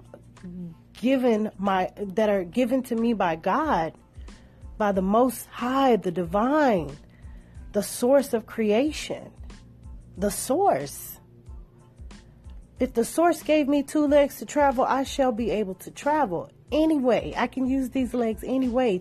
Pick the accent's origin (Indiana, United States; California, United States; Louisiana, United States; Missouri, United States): Louisiana, United States; Shreveport; my home state, Louisiana, Ratchet City.